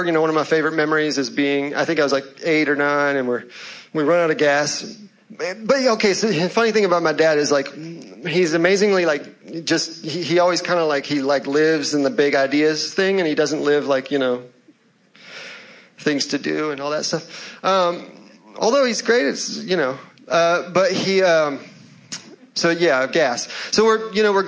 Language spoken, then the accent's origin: English; Louisville, Kentucky, United States; now in Charlotte, United States; I was born in Louisville, Kentucky